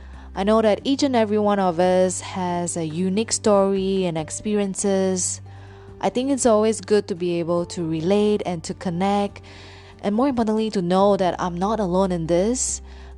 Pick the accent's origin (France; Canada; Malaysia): Malaysia; Penang; I'm born and raised in Penang, Malaysia